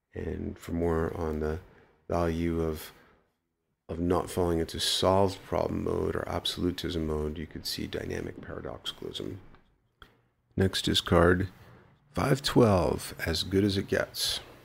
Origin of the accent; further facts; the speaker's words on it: New York City, New York, United States; moved away; I grew up in the Bronx